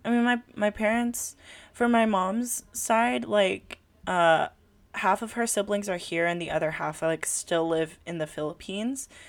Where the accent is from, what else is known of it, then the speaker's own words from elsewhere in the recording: California, United States; first language Tagalog; English is a second language; I live in California